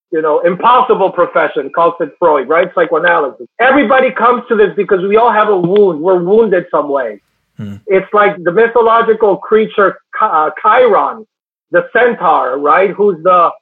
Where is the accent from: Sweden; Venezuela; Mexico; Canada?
Venezuela; moved away as an adult; now in New York City, United States; I come from Venezuela. I've been here in the United States for 15 years, always in New York City.